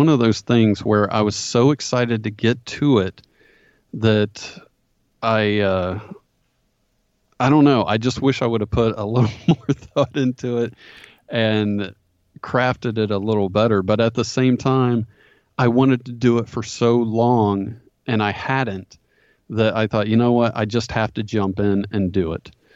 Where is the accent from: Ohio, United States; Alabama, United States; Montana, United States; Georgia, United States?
Ohio, United States; Dayton; grew up in Ohio. Pretty much, uh, I actually bought my childhood home and, uh, I've been here all my life